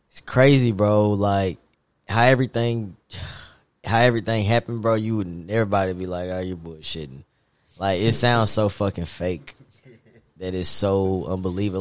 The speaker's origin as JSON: {"language": "English", "town": "Nashville", "region": "Tennessee", "country": "United States", "tie": "born or raised there", "also_born_or_lived": "Hendersonville, Tennessee / Muncie, Indiana", "said": "I'm from Nashville, Tennessee, and um, went to MLK and uh, head middle school, and then MLK"}